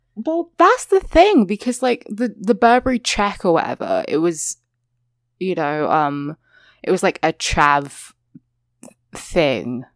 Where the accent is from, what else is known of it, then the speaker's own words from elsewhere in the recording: England, United Kingdom; accent: English (what people call British); people say, like, British accent and they mean, like, my accent